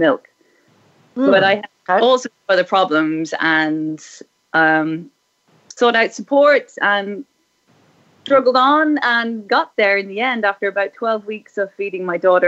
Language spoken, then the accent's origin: English; Ireland; I was raised in Ireland in the 1970s and 80s